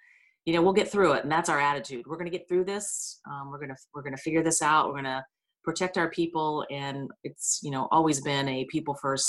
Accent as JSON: {"language": "English", "town": "Ironton", "region": "Ohio", "country": "United States", "tie": "born or raised there", "said": "I am from Ironton, Ohio"}